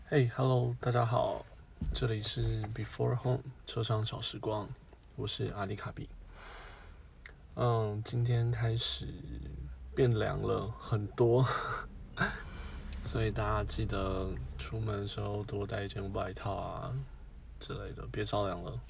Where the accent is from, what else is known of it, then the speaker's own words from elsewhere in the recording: Taiwan; 我们台湾人